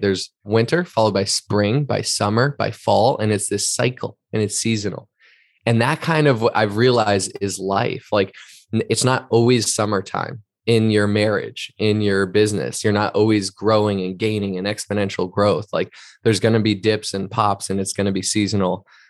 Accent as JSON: {"language": "English", "region": "East Coast", "country": "United States", "also_born_or_lived": "Boston", "moved": "as an adult", "lives_now": "Southern California, United States", "said": "an East Coaster myself, like, from the East Coast"}